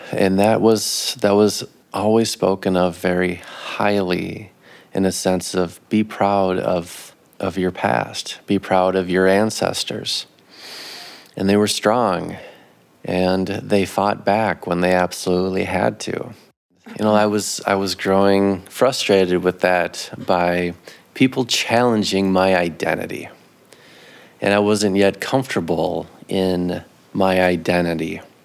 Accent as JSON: {"language": "English", "town": "Minneapolis", "region": "Minnesota", "country": "United States", "tie": "born or raised there", "lives_now": "Grand Rapids, United States", "said": "I grew up in in the Twin Cities"}